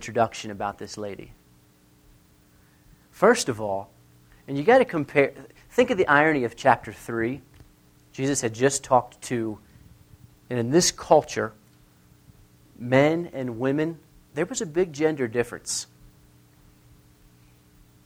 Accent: near the Mason-Dixon line, Mason-Dixon line area, United States; I grew up near the Mason-Dixon line

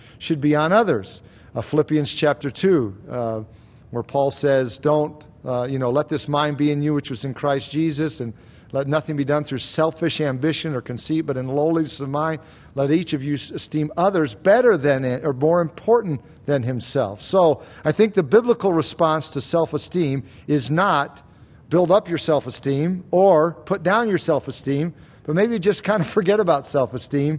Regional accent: United States; we're American

